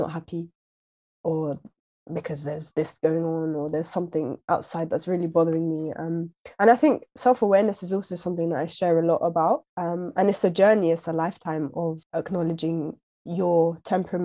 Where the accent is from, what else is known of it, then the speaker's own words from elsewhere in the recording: United Kingdom; now in London, United Kingdom; We're British, we're British Muslims